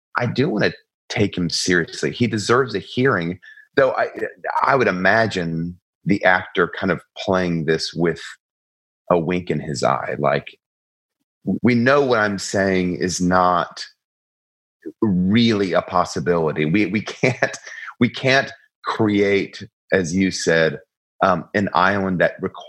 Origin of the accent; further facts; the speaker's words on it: Atlanta, Georgia, United States; I'm from Atlanta, Georgia